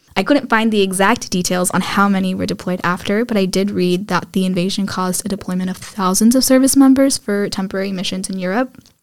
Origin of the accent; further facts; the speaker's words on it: Dallas, Texas, United States; moved away as an adult; now in Poland; growing up in Texas